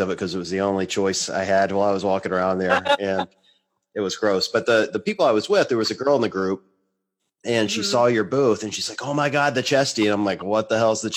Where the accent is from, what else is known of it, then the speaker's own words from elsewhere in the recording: the South, United States; I'm a Southerner